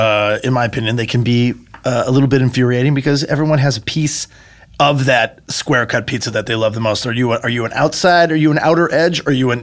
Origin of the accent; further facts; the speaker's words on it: Vancouver, British Columbia, Canada; now in United States; I grew up in Vancouver.